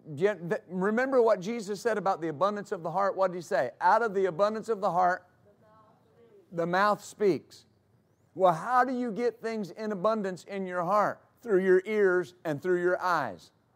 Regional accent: West Texas, United States; growing up in West Texas

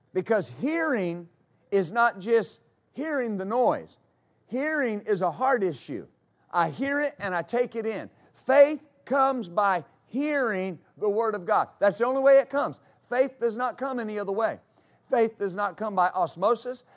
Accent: West Texas, United States; growing up in West Texas

